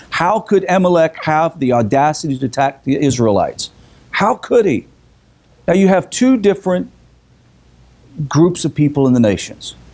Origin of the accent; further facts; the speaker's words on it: the South, United States; we're from the South